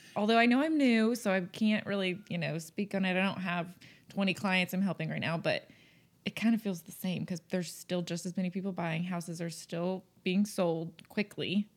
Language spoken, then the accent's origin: English; North Texas, United States; moved away as an adult; also born or lived in Conroe, Texas / The Woodlands, Texas; now in Oklahoma, United States; we're both from North Texas